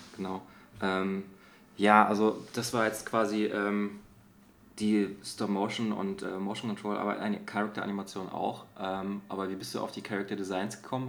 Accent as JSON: {"language": "German", "town": "Dresden", "region": "Saxony", "country": "Germany", "moved": "yes", "lives_now": "Berlin, Germany", "said": "Ich komme ja eigentlich aus Dresden"}